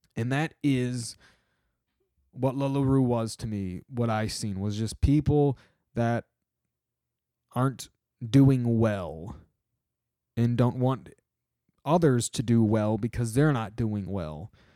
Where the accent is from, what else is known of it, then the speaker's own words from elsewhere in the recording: Michigan, United States; my home state